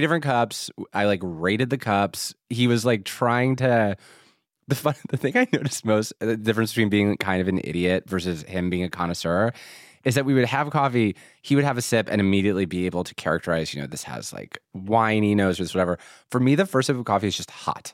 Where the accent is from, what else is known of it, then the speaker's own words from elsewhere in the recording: Philadelphia, Pennsylvania, United States; moved away; I'm from Philadelphia.